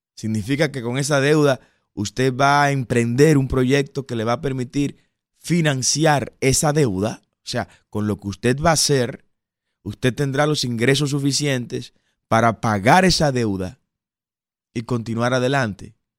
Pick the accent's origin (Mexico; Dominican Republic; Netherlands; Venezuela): Dominican Republic